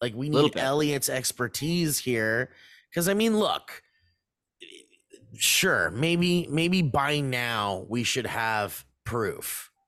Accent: New York, United States; Hey, I'm from New York.

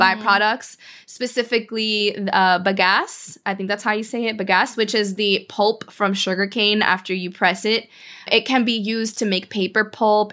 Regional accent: Miami, Florida, United States; also born or lived in Cuba; growing up in Miami, like after having left Cuba

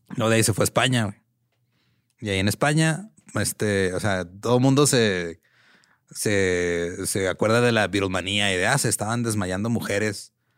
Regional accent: Mexico; como mexicanos

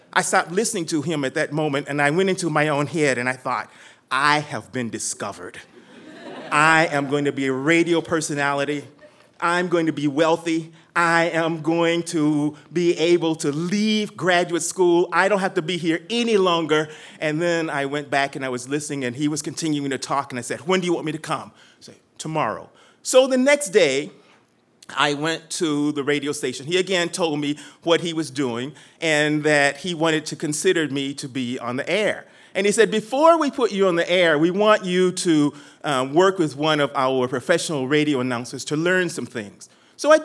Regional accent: Texas, United States; I'm from Texas, and we talk loud, long, and we're confident about everything

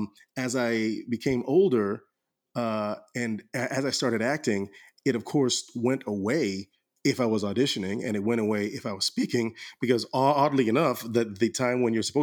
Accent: Orlando, Florida, United States; growing up in Orlando in the late 80s, early 90s was a beautiful time

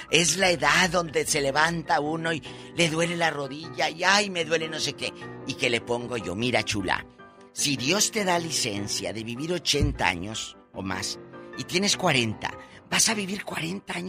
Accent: Guadalajara, Jalisco, Mexico; moved away; yo soy de allá de Guadalajara, Jalisco.

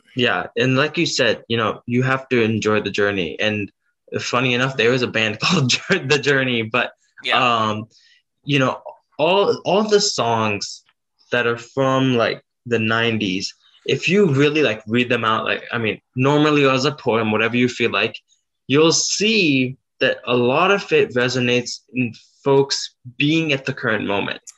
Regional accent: South Dakota, United States; I was born in South Dakota

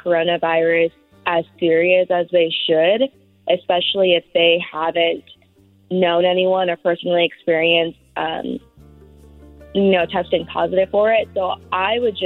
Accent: Tracy, California, United States; moved away as an adult; now in Fresno, United States; my hometown of Tracy

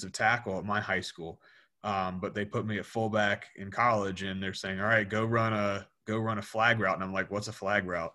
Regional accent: Rockingham County, Virginia, United States; Where I grew up around Rockingham County, Virginia, which is, if anybody's familiar with James Madison University, JMU, I grew up about 20 minutes away from the JMU campus

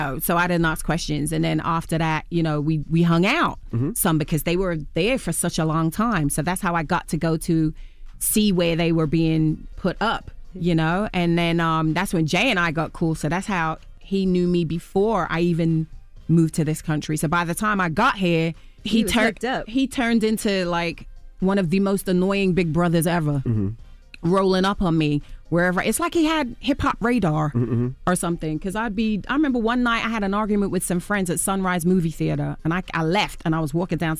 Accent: England, United Kingdom; I'm born and raised in England, and I never saw an apartment that looked like that in England, or a flat, as we call it.

